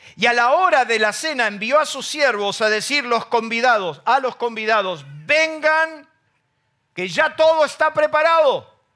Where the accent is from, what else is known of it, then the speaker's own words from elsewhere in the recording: Argentina; nuestro país